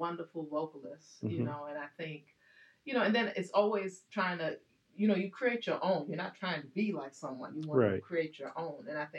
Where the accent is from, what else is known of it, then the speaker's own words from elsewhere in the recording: New York, United States; also born or lived in Netherlands; So I was born in Holland. {S5} Oh, you go, girl. Look at you. {S2} In Koninklijk. So in the Queensland. So anyway, and then brought into New York